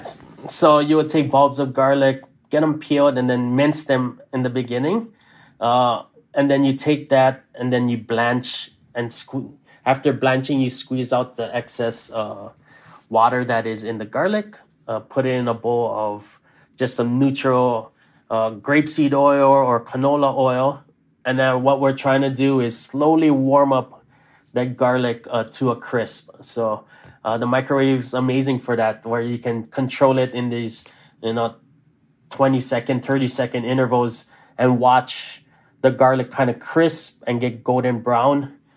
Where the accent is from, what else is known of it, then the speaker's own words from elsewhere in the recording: Hilo, Hawaii, United States; also born or lived in Maui; growing up in Hawaii